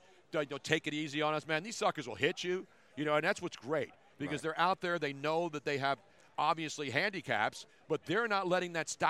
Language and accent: English; Philadelphia, Pennsylvania, United States; because I'm from Philly